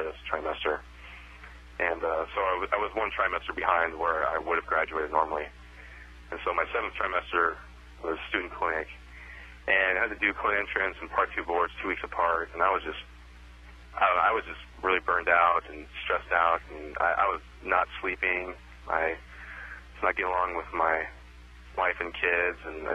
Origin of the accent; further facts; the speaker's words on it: Scottsdale, Arizona, United States; moved away as an adult; also born or lived in Phoenix, Arizona / Tucson, Arizona / Dallas, Texas; I was born and raised in Scottsdale, Arizona, and I lived in Arizona my whole life up until I moved out to Dallas for chiropractic school